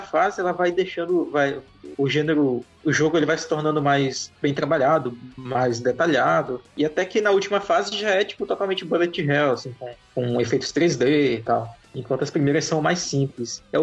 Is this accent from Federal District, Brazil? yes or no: no; Amazonas, Brazil; parece com a minha terra. Parece ali com os arredores de Terfé esse cenário.